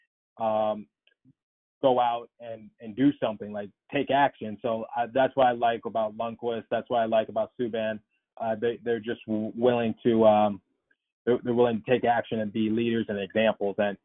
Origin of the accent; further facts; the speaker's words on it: Philadelphia, Pennsylvania, United States; my hometown team, the Flyers